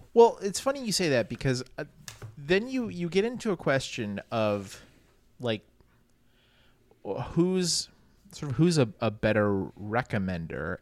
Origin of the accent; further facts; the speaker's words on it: New Orleans, Louisiana, United States; I grew up in New Orleans